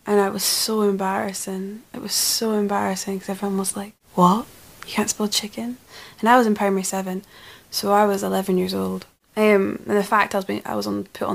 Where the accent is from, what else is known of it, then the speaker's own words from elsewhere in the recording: Scotland, United Kingdom; we're Scottish as well, so speaking fast is kind of the norm.